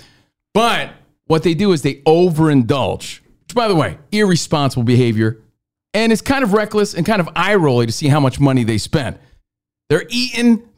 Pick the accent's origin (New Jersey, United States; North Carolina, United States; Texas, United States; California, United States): New Jersey, United States; In my home state of New Jersey